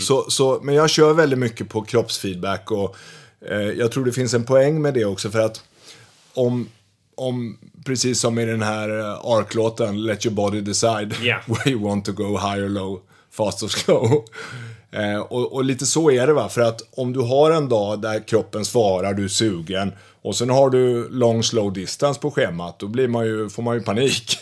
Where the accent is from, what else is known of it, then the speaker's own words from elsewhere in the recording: Västervik, Kalmar County, Sweden; moved away; jag kommer från Småland, från Västervik och när jag växte upp då